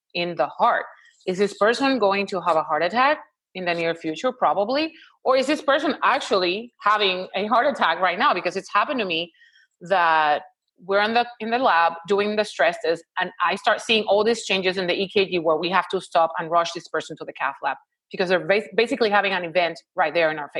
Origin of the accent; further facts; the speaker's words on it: Puerto Rico; moved away as an adult; now in Houston, United States; I'm located in Houston, Texas, but I'm originally from Puerto Rico